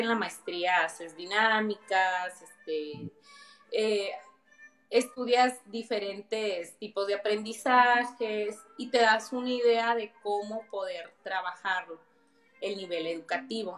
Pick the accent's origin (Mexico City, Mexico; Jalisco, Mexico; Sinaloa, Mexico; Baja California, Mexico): Baja California, Mexico; Mexicali; soy de Mexicali